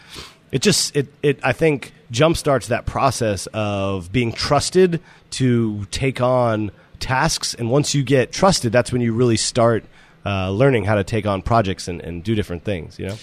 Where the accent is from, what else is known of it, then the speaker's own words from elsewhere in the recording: Boston, Massachusetts, United States; moved away as an adult; also born or lived in Aspen; I grew up in Boston, went to college in Boston